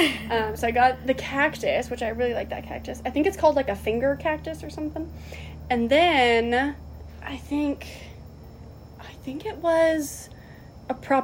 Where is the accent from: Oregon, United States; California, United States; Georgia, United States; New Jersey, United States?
Oregon, United States; I'm from Oregon.